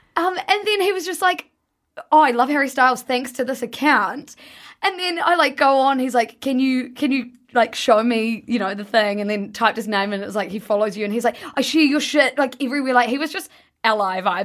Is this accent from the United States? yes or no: no; New Zealand; I'm from New Zealand